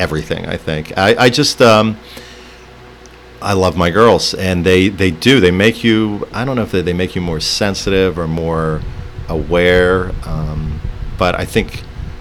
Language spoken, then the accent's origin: English; Pittsburgh, Pennsylvania, United States; moved away as an adult; now in Hammonton, United States; Pittsburgh, where I was born and raised.